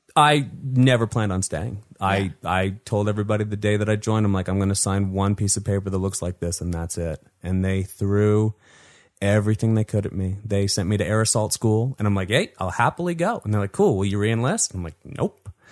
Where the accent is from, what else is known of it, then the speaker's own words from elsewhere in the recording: Salt Lake City, Utah, United States; I grew up here in Salt Lake City, Utah